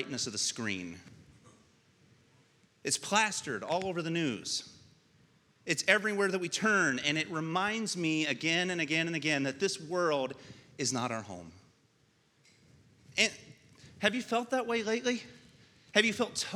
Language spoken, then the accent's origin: English; United States; you and I gain our citizenship as American citizens